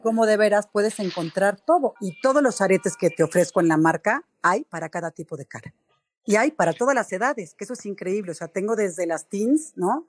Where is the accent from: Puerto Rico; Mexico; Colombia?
Mexico; Somos mexicanos, somos trabajadores